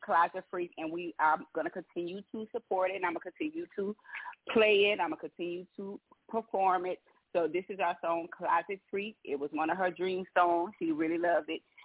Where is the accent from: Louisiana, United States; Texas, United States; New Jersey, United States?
Louisiana, United States; I'm down from Louisiana, of course, the Southern Belle, Southern Girl